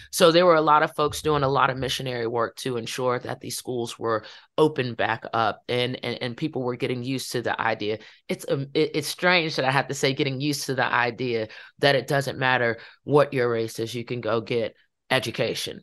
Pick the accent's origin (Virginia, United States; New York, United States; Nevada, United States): Virginia, United States; Farmville; my hometown